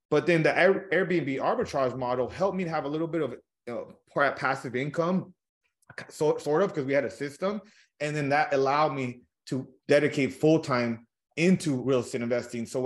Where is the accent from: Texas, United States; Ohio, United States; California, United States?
California, United States; So I grew up in Southern California, uh, humble beginnings.